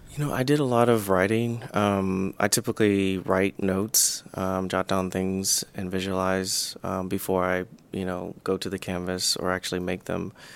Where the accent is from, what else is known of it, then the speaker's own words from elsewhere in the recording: the South, United States; growing up in the South